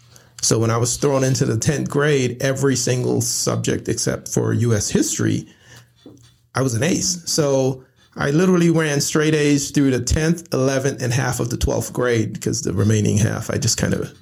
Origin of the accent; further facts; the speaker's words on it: Brooklyn, New York, United States; And our culture, the environment that we grew up in Brooklyn, New York, basically it was based on what you wore, you know, what you have.